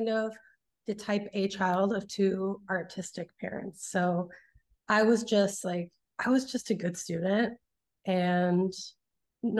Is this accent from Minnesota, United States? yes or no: yes; St. Louis Park, Minnesota, United States; moved away as an adult; also born or lived in San Francisco, United States / New York, United States; now in Los Angeles, United States; I grew up in Minneapolis, Minnesota, or right outside of it in St. Louis Park